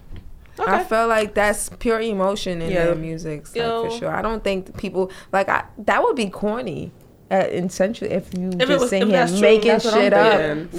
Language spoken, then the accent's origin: English; New York City, New York, United States; we're the only two born and raised in Brooklyn, New York. We've been here. We come from a Haitian background.